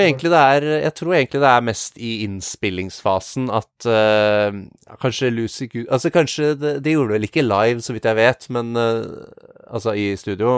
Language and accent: Norwegian; Norway; Vi skulle spille på et ganske lite sted som heter Musikkflekken i Samvika, der jeg er fra